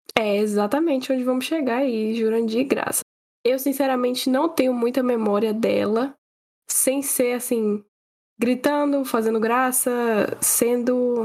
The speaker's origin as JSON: {"language": "Portuguese", "region": "Northeast Region", "country": "Brazil", "said": "eu sendo nordestina"}